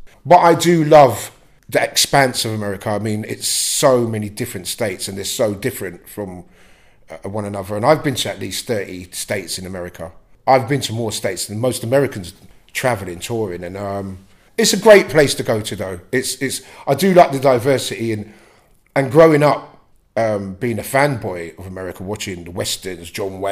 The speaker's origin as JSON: {"language": "English", "region": "London", "country": "United Kingdom", "tie": "born or raised there", "also_born_or_lived": "South Stratton", "said": "I was born in Brixton, and Brixton was a different place."}